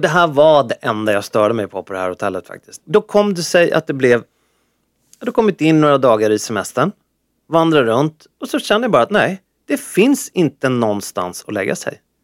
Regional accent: Sweden; jag, jag är från Sverige

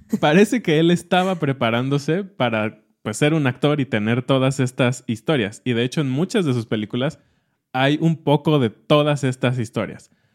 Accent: Mexico; como mexicanos

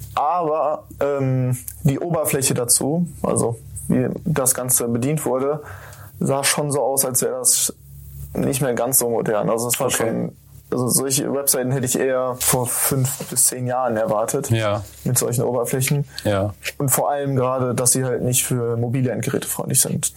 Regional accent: Lemgo, North Rhine-Westphalia, Germany; moved away as an adult; now in Bielefeld, Germany; in Lemgo, ich komme aus Lemgo

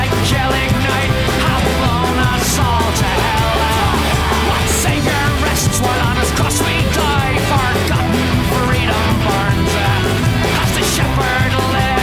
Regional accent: Nottingham, East Midlands, United Kingdom; moved away; I'm originally from Nottingham

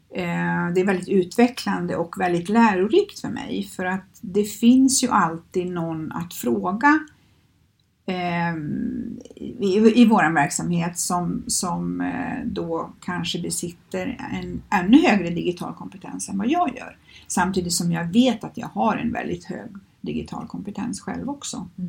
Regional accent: Skövde, Västra Götaland, Sweden; moved away as an adult; now in Stockholm, Sweden; i Skövde där jag kommer ifrån

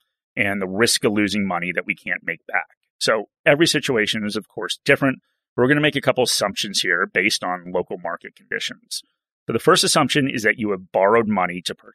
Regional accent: United States; now in Australia; an American that lived through the GFC

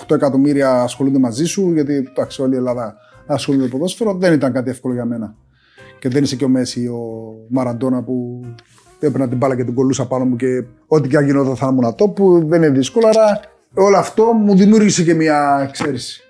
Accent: Cyprus; moved away as an adult; also born or lived in Greece; έφυγα από την Κύπρο τώρα στο τεχνικό και πήγα στο Ηρακλή

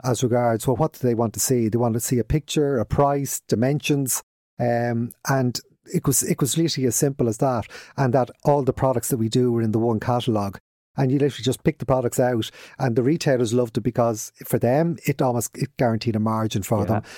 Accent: Dublin, Leinster, Ireland; accent: Dublin; moved away as an adult; now in Kildare, Ireland; we're from Radfarnham originally, grew, grew up there

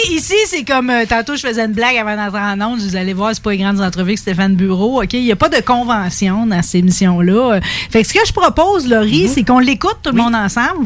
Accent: Thetford Mines, Quebec, Canada; je venais de Thetford Mines

